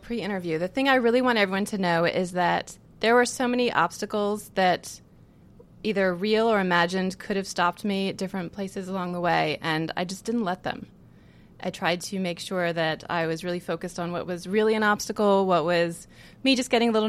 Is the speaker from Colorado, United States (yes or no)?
no; Virginia, United States; also born or lived in California / Connecticut / South Carolina; So I was born in California. We moved away to the East Coast by the time I can remember anything. So the memories I have are mostly in Virginia, a little bit in Connecticut, a little bit in South Carolina. But if I had to say where I'm from, I would say Virginia.